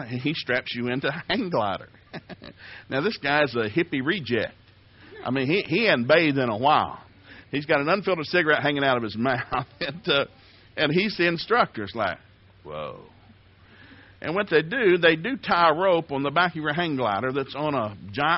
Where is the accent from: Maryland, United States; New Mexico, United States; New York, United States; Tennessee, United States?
Tennessee, United States; I grew up in Tennessee